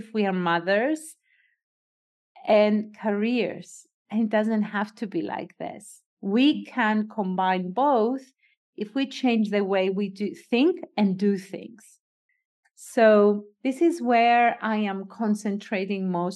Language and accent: English; Cyprus; I am a Greek Cypriot. I was born and raised in Cyprus.